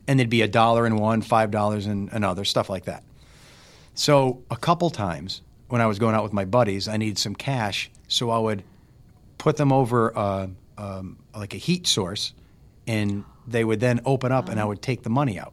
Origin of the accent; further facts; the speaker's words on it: Carbondale, Pennsylvania, United States; I was born in Saint Joseph's Hospital, which was in Carbondale